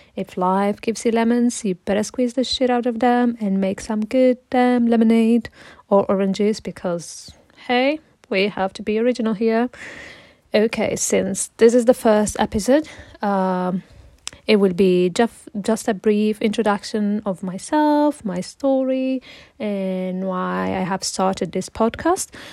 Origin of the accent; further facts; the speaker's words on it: Italy; English is a second language; moved away as an adult; also born or lived in Morocco (heritage); now in London, United Kingdom; And I'm originally from Italy but with Moroccan heritage. But I currently uh, live in London. I moved here around four years ago